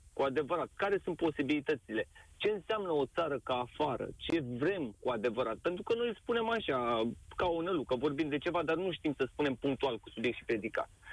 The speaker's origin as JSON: {"language": "Romanian", "region": "Bucharest", "country": "Romania", "tie": "born or raised there", "moved": "as an adult", "lives_now": "England", "said": "născut și crescut în București"}